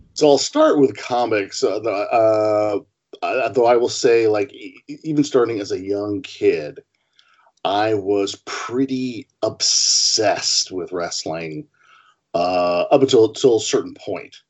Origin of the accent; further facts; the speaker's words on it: Portland, Oregon, United States; growing up in Portland, Oregon